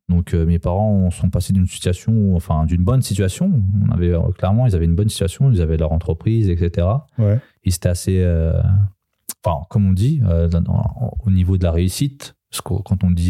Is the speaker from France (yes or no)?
no; Serbia; born there; non, je suis né en Serbie.